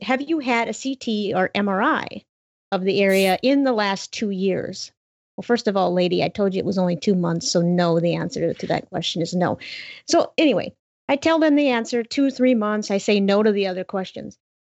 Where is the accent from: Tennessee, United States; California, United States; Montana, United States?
Montana, United States; my entire state, my home state